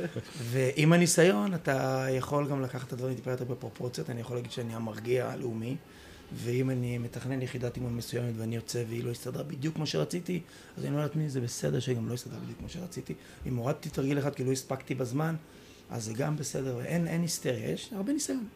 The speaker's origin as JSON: {"language": "Hebrew", "town": "Haifa", "region": "Haifa District", "country": "Israel", "tie": "born or raised there", "said": "אנחנו גדלנו ביחד בחיפה"}